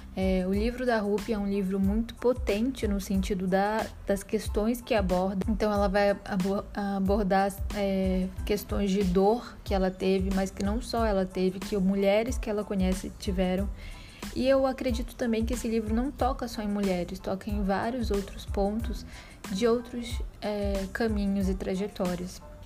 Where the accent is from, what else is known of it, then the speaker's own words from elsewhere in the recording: Belém, Pará, Brazil; now in Salvador, Brazil; Sou paraense de nascimento, nasci em Belém do Pará, terra do açaí